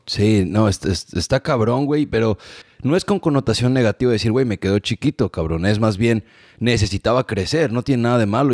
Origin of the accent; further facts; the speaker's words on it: Mexico; moved away as an adult; now in United States; la gente de mi pueblo, mi querido Meca